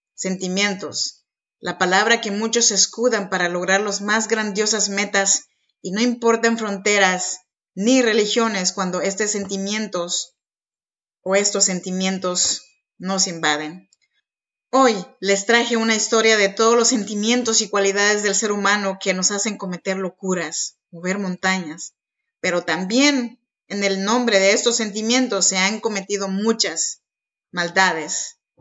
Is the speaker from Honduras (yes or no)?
no; Arroyo Piedra, Oaxaca, Mexico; now in Sacramento, United States; Yo soy mexicana, oaxaqueña de corazón, de un ranchito chinanteco que se llama Arroyo Piedra